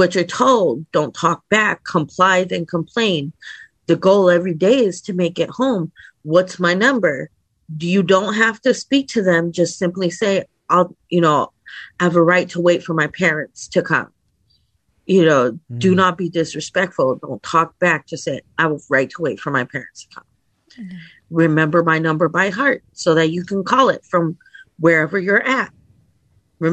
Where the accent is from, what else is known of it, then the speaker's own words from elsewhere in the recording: New Haven, Connecticut, United States; I grew up in the Northeast. Like around the New Haven area in New Haven